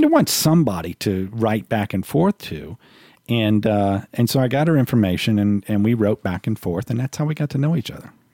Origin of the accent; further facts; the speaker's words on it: New Orleans, Louisiana, United States; moved away as an adult; I'm from New Orleans